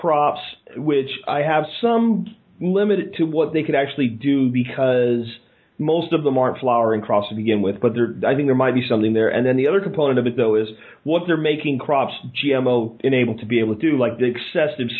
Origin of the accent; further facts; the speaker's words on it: Pennsylvania, United States; I grew up in Pennsylvania